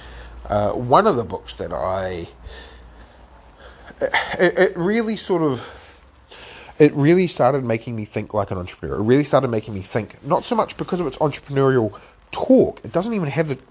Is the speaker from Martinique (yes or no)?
no; New Zealand; as a Kiwi